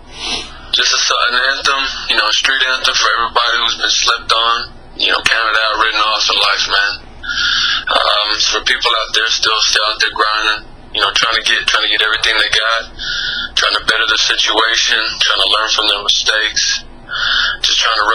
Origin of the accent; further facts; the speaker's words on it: Texas, United States; now in Dallas, United States; Yeah, I grew up in West Texas. I moved around a lot, so it's just, I grew up the whole Lone Star State, you know, I got love for it because I've been all over the map, but Dallas is where I currently reside.